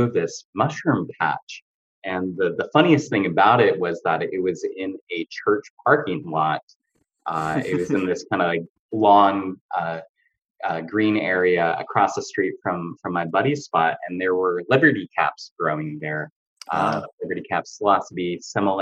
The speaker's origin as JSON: {"language": "English", "area": "a suburb of Seattle", "region": "Washington", "country": "United States", "tie": "born or raised there", "also_born_or_lived": "Salt Lake City, Utah", "moved": "yes", "lives_now": "California, United States", "said": "I grew up in Washington State in a suburb of Seattle."}